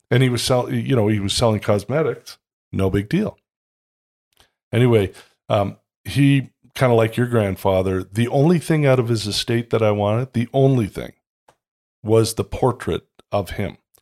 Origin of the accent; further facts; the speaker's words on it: Toronto, Ontario, Canada; I grew up in Toronto